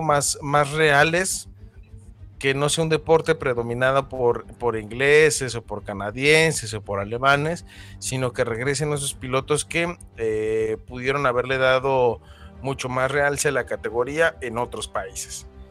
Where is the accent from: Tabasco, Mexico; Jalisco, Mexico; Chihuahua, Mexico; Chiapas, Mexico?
Jalisco, Mexico; Guadalajara; Tapatío porque, pues, es, de donde yo soy.